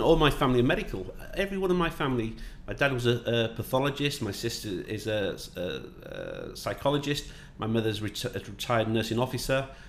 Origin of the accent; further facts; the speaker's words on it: Yorkshire and the Humber, United Kingdom; also born or lived in Northamptonshire / Manchester; now in Dubai, United Arab Emirates; I'm from Yorkshire